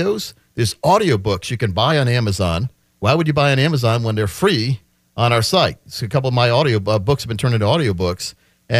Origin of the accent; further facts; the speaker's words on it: Wisconsin, United States; moved away; also born or lived in Massachusetts; me and my younger brothers, because we grew up in Wisconsin at that time